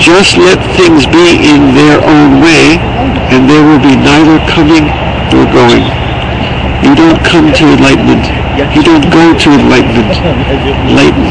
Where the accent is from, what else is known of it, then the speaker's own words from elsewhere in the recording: United States; I'm an American